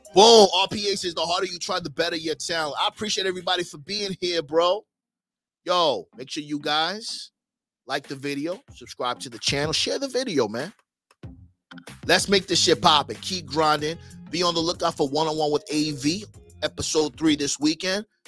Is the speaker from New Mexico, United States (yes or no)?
no; New York, United States; moved away; also born or lived in Miami; I was from New York. I had that New York swag.